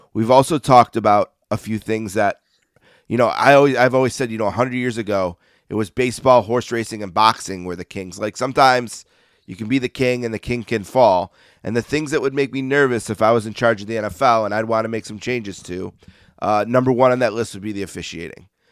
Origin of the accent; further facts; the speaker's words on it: Buffalo, New York, United States; I grew up in Buffalo